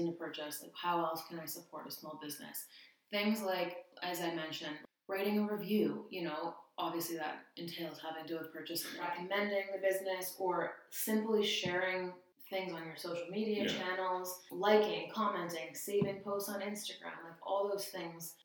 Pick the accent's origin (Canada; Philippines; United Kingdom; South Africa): Canada; Ontario; moved away as an adult; also born or lived in Victoria, BC; now in Abbotsford, Canada; I grew up in Ontario.